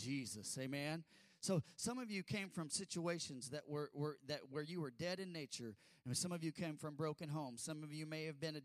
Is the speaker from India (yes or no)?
no; United States; we're American and we sit up